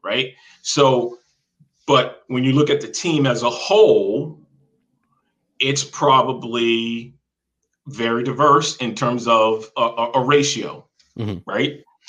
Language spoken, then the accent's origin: English; the South, United States; Me growing up in the South and meeting African-Americans from New York, New Jersey, Connecticut, right?